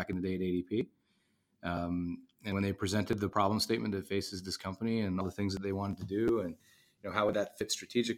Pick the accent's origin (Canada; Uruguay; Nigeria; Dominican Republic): Canada; Ottawa, Ontario; moved away; grew up in Ottawa, Canada. So I am not from America